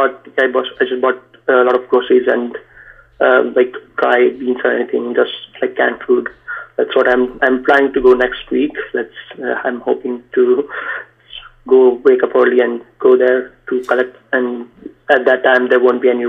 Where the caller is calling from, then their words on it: Boston, Massachusetts, United States; I'm from Boston.